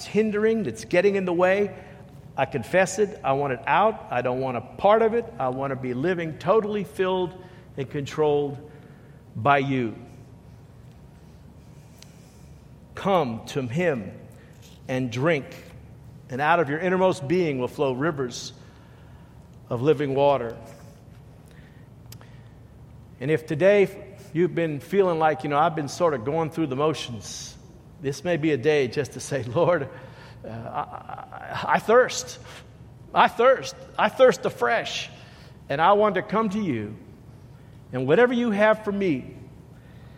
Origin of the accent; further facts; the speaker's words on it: New York City, New York, United States; moved away; I grew up in New York, and New York City, we didn't have a whole lot of plants